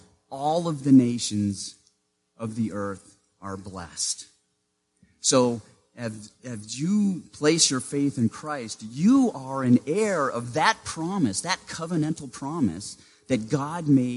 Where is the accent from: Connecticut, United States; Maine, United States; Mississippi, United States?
Maine, United States; Growing up in Maine, in the small town where I lived, I was what the school district called a walker